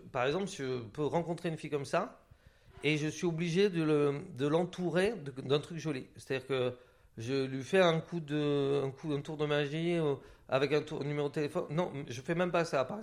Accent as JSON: {"language": "French", "region": "Occitania", "country": "France", "tie": "born or raised there", "said": "j'ai grandi dans les Hautes-Pyrénées, dans un bled et tout ça."}